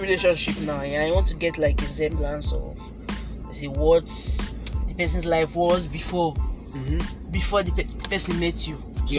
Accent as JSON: {"language": "English", "country": "Nigeria", "moved": "yes", "lives_now": "Canada"}